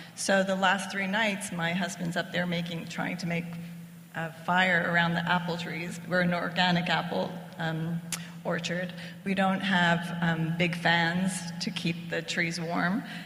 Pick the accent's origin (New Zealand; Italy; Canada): Italy; now in United States; We're both from Italy